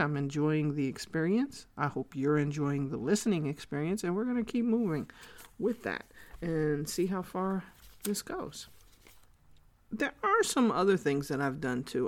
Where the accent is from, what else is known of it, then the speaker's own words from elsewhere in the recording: New York City, New York, United States; also born or lived in Korea; I was born and raised in the Bronx, New York.